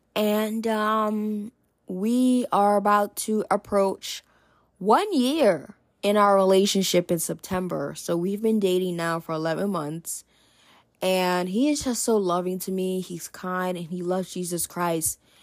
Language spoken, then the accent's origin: English; New Jersey, United States; I'm in New Jersey. I'm originally from New Jersey